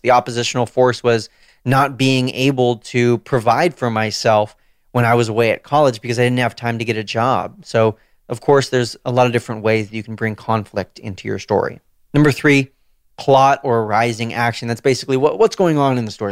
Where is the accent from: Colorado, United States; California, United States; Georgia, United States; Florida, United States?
California, United States; Southern; moved away as an adult; also born or lived in Washington, D.C.; I was born and raised in Southern California